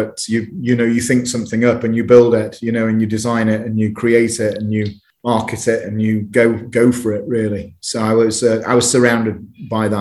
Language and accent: English; United Kingdom; growing up in Uterbridge